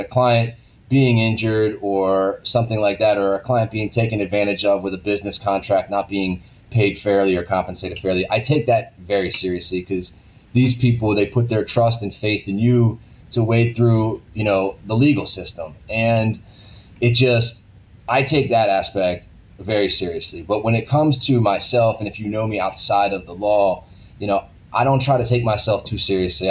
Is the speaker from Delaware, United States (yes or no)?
no; Maryland, United States; moved away; I'm originally from Maryland